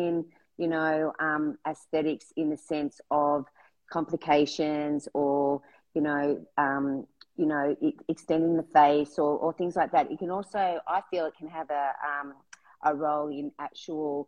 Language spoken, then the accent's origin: English; Australia; being an Australian